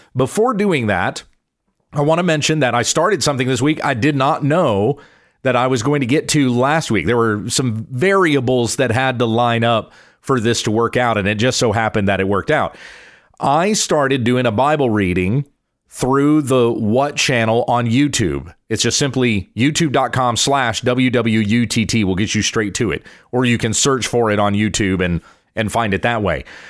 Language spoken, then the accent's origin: English; United States; being an American myself